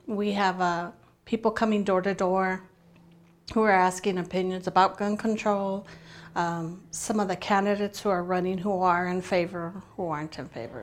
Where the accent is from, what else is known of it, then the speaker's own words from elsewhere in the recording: Tucson, Arizona, United States; I'm from Tucson, Arizona.